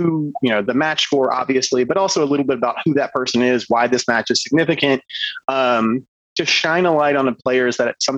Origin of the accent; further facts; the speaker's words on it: Georgia, United States; I grew up in Georgia